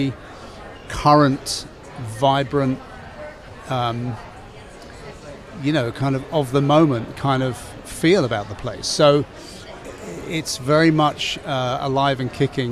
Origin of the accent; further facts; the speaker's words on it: England, United Kingdom; moved away as an adult; now in Chicago, United States; I'm an English guy